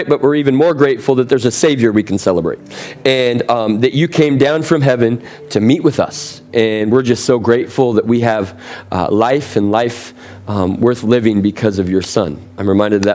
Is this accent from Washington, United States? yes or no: yes; Seattle, Washington, United States; now in San Diego, United States; I'm originally from Seattle